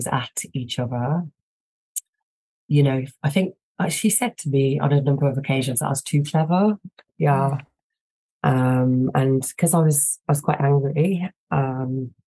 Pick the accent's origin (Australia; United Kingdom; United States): United Kingdom; Tamworth, West Midlands; I grew up in a place called Tamworth, which is near Birmingham in the West Midlands